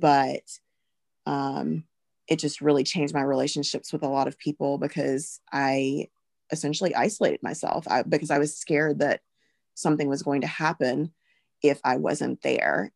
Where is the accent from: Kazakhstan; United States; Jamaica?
United States; Alabama; I am from Alabama.